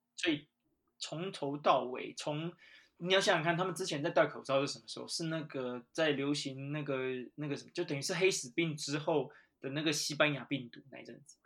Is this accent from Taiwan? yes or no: yes; Taiwan; moved away as an adult; now in United Kingdom; 因为我也是台湾人，我们土生土长的